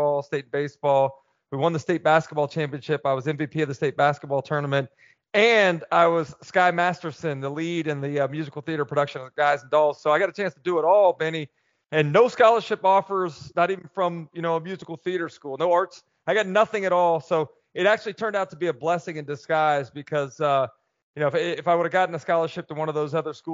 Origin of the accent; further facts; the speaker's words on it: Gainesville, Florida, United States; growing up in Gainesville, you're right, man. Everything around here is so Gator-centric